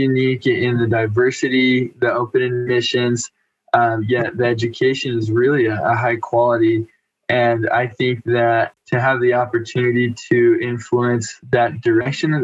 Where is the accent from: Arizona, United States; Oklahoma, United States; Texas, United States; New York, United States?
Arizona, United States; Mesa; now in Utah, United States; I'm from Mesa, Arizona